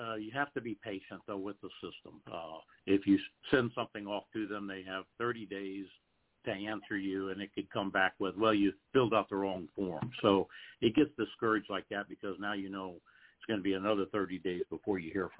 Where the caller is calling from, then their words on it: Fredericksburg, Virginia, United States; I'm Fredericksburg, Virginia.